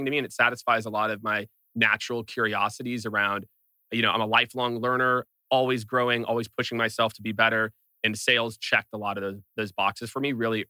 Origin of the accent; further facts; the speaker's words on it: Kansas City, Missouri, United States; moved away as an adult; also born or lived in rural Iowa; now in San Francisco, United States; moved to Kansas City when I was 7, grew up in Kansas City